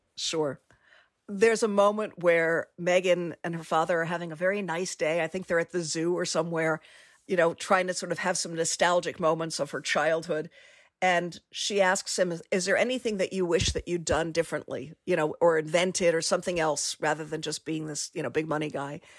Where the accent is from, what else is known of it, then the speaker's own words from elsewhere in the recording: Washington, District of Columbia, United States; moved away; I grew up in Washington, D.C.